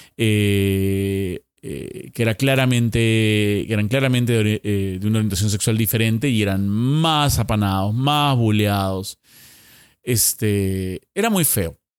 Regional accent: Lima, Peru; volviendo a Lima

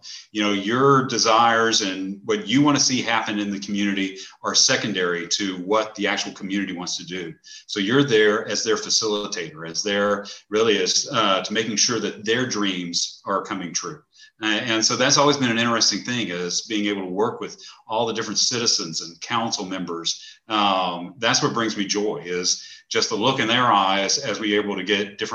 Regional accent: Bryan, Texas, United States; I'm actually a native of Bryan. Bryan's my hometown

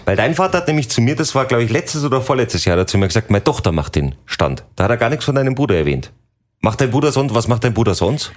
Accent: Salzburg, Austria; hier bei uns in Salzburg

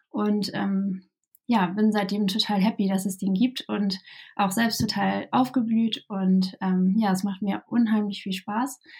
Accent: Kiel, Schleswig-Holstein, Germany; Ja, ähm, ich komme ähm, aus Kiel ähm, und ähm, wohne hier auch mein ganzes Leben schon ähm, im hohen Norden

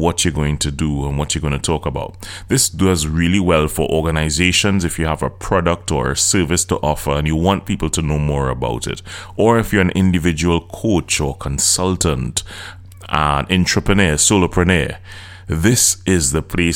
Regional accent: Trinidad & Tobago; I'm from Trinidad and Tobago, in case you didn't know. My accent is different, so I'm from the Caribbean.

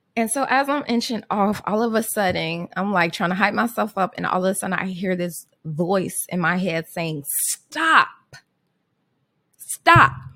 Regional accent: Chicago, Illinois, United States; I grew up, um, Southside Chicago

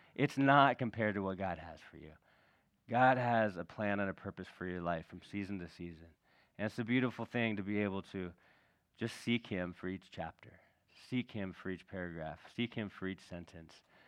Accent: California, United States; we grew up in California

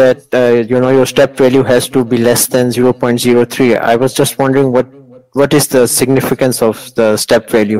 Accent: Pakistan; I am from Pakistan, by the way.

